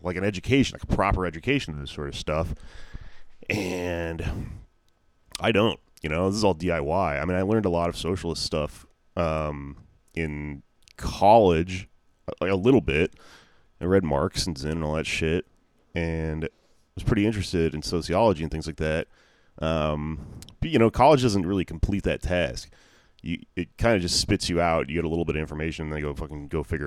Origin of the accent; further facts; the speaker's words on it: the South, United States; now in New York, United States; I am from the South, where they don't teach you anything, and I am poor and Latino, and, you know, grew up trying to understand the world surrounded by, like, you know, Nicaraguans and Cubans